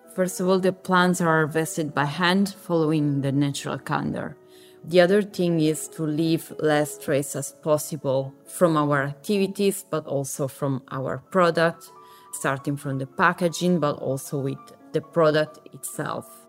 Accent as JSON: {"language": "English", "region": "Sardinia", "country": "Italy", "tie": "born or raised there", "also_born_or_lived": "Milan", "moved": "yes", "said": "I was born and raised in Sardinia, in a very small village in the center of the island"}